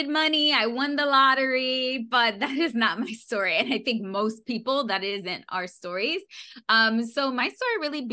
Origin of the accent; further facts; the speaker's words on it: New York City, New York, United States; I was born and raised in New York City